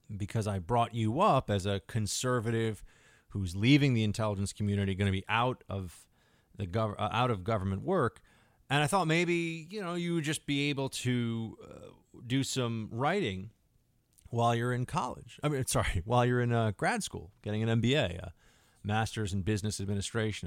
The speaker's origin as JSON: {"language": "English", "town": "New York City", "region": "New York", "country": "United States", "tie": "born or raised there", "moved": "as an adult", "said": "I am a New York City, New York City guy"}